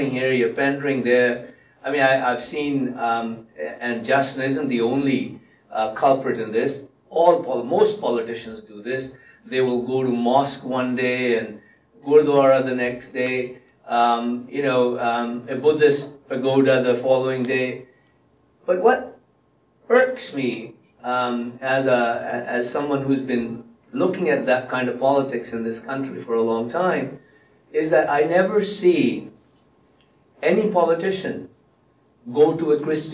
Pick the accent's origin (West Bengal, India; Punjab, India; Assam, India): Punjab, India; first language Punjabi; English is a second language; also born or lived in England; now in Canada; I was born and raised in India in a Sikh family